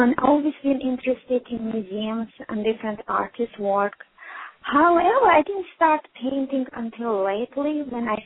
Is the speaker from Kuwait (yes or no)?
no; Armenia; moved away; also born or lived in Houston, Texas; I'm originally from Armenia.